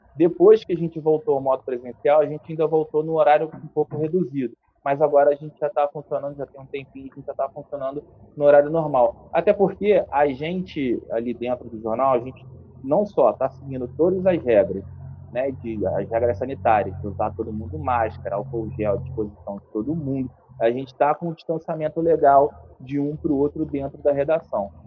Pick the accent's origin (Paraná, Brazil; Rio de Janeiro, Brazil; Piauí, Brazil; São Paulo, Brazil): Rio de Janeiro, Brazil; Nova Friburgo; moved away as an adult; also born or lived in Niterói; Eu vim para cá com 7 anos de idade, fui morar no Rio para estudar, fazer faculdade com 18 para 19. Voltei para cá com, com 28, 29 anos